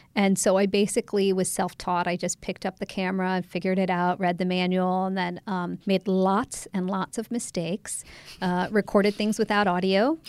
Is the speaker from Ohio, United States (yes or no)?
yes; Ohio, United States; moved away as an adult; also born or lived in England / Canada; now in Washington, D.C., United States; I grew up mostly in Ohio until, um, college